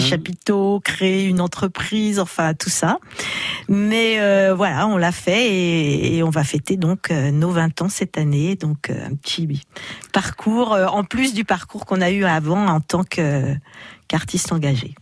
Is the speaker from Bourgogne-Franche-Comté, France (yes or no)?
yes; Chalon-sur-Saône, Bourgogne-Franche-Comté, France; une enfance euh, voilà classique en Bourgogne, à Chalon-sur-Saône